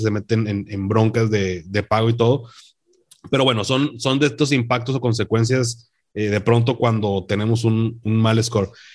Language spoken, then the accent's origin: Spanish; Monterrey, Nuevo León, Mexico; acá en, Monterrey, que aquí, bueno, acá en Nuevo León, porque siempre decimos que somos de Monterrey, aunque vivas en otro municipio